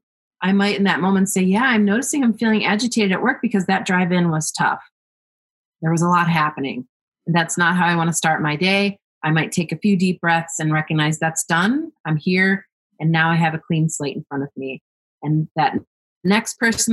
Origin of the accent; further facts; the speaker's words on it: United States; me growing up in this country, being an American